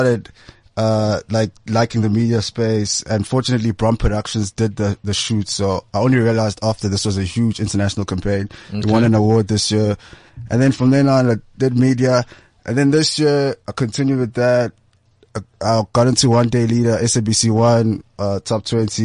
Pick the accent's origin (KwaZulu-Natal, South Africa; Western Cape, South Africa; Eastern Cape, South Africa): KwaZulu-Natal, South Africa; Durban; moved away as an adult; also born or lived in Maputo, Mozambique; now in Johannesburg, South Africa; originally I was born in Durban, raised there, a family in Maputo